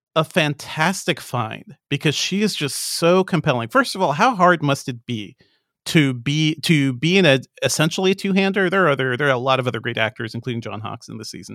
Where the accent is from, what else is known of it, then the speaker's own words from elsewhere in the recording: Hartford, Connecticut, United States; moved away; also born or lived in Amherst, Massachusetts; I grew up in Hartford, Connecticut